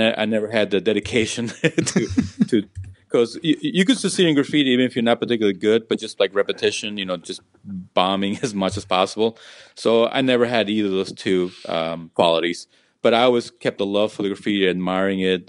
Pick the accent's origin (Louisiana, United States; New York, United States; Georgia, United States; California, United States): New York, United States; New York City; also born or lived in Peru; I grew up in Jackson Heights, Queens